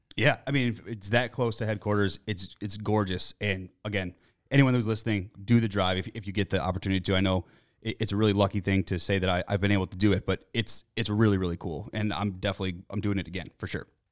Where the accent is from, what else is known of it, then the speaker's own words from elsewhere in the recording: United States; I'm American